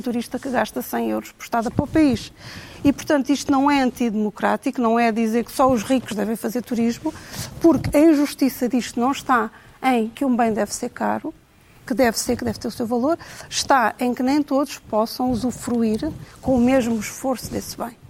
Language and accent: Portuguese; Cascais, Lisbon, Portugal; also born or lived in Trás-os-Montes; now in Lisbon, Portugal; eu cresci em Cascais